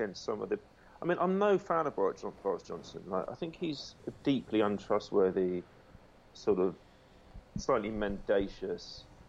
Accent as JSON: {"language": "English", "region": "Wales", "country": "United Kingdom", "also_born_or_lived": "London", "moved": "yes"}